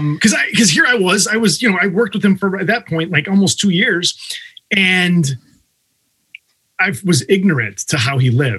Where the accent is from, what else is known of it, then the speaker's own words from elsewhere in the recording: Chicago, Illinois, United States; we're from Chicago, Illinois